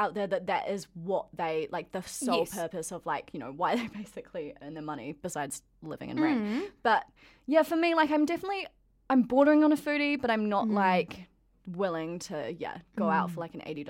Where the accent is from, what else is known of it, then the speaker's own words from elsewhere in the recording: Blenheim, Marlborough, New Zealand; moved away; We're from Blenheim, like.